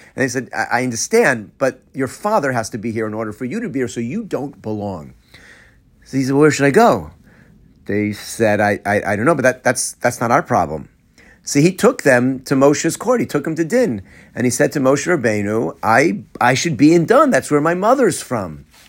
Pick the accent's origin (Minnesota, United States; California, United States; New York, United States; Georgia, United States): Georgia, United States; Atlanta; moved away; I'm from Atlanta.